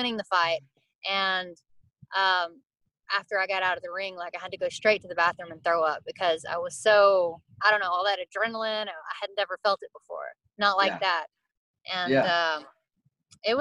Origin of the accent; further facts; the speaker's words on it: Atlanta, Texas, United States; I grew up in Atlanta, Texas